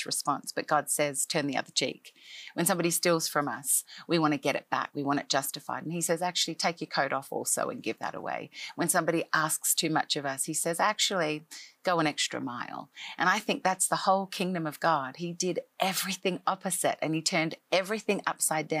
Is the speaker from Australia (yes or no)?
yes; Australia; moved away as an adult; now in Nashville, United States; I am an Australian-born girl who grew up in Australia most of my life